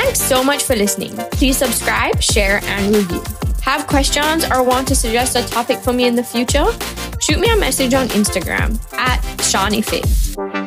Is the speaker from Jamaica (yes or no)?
yes; Jamaica; moved away as an adult; also born or lived in Canada; I'm born and raised in Jamaica, but I did go to university in Canada